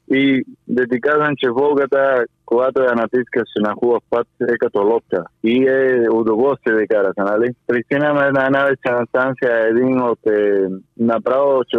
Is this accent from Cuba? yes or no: yes; Cuba; Bulgarian is a second language; moved away as an adult; also born or lived in Bulgaria / Spain; now in England, United Kingdom; аз България вече ми е моя втората държава, защото понеже съм от Куба и чувствам, съм живял доста година в България, нали аз чувствам вече като моята втора държава